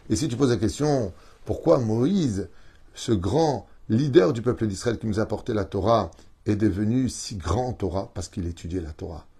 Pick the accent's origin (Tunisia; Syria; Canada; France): Tunisia; Je suis tunisien